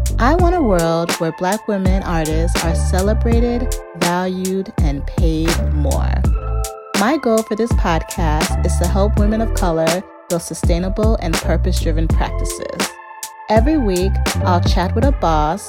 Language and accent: English; suburbs of Chicago, Illinois, United States; born or raised there